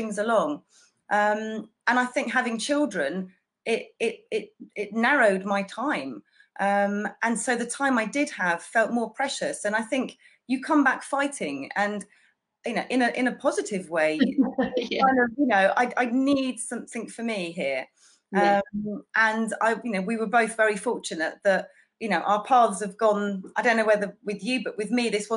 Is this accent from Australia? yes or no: no; Folkestone, South East England, United Kingdom; moved away; I grew up in Folkestone, but I've been back down here now for nearly 12 years.